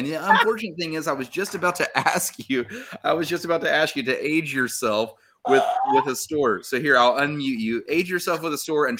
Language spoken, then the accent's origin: English; Huntington, West Virginia, United States; I'm from the West End of Huntington, and I'm proud